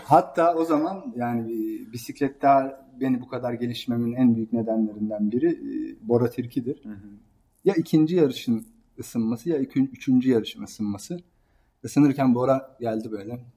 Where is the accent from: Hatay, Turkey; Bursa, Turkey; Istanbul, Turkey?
Istanbul, Turkey; ben Fatih'te büyüdüm.